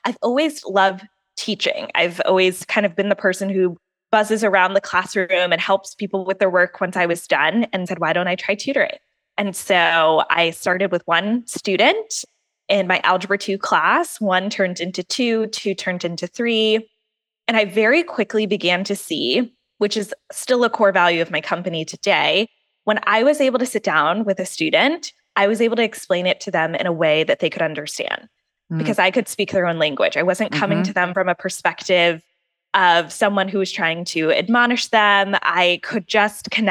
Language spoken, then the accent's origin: English; Wilmington, North Carolina, United States; I grew up in Wilmington, North Carolina